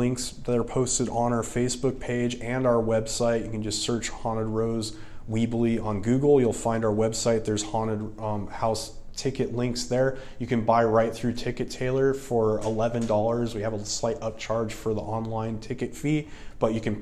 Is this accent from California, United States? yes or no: yes; Littlerock, California, United States; I grew up in the Mojave Desert in the Antelope Valley, specifically in the city of Little Rock, which is 10 miles outside of Palmdale